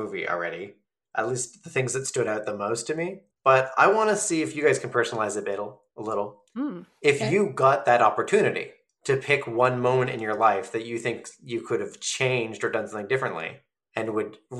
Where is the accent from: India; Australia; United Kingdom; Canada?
Canada; the Maritimes; I'm from the Maritimes.